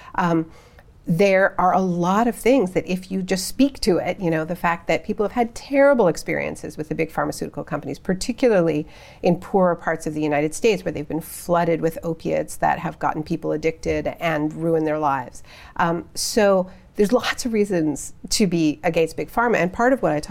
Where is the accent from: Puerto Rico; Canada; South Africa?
Canada; I'm Canadian.